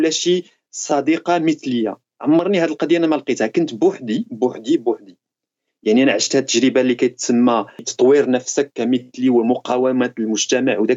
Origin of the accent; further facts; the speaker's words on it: Morocco; moved away as an adult; now in France; انني مثلا كانسان مغربي وجاي من حي السلام وجاي من الفقر